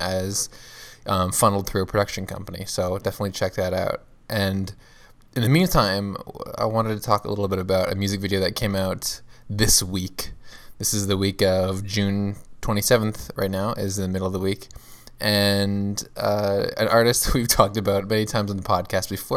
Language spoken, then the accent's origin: English; Mississauga, Ontario, Canada; near my hometown of Mississauga, Canada